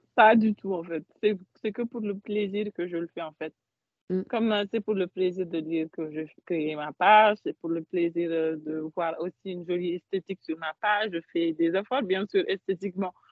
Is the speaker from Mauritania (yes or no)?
yes; Mauritania; now in Paris, France; je suis mauritanienne